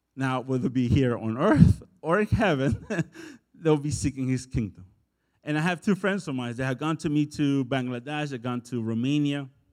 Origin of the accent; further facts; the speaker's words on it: El Salvador; moved away; I'm from El Salvador